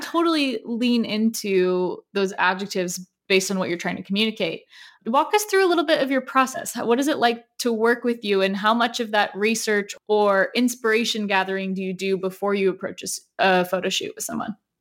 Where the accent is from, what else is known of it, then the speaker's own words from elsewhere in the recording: Southern California, United States; growing up in Southern California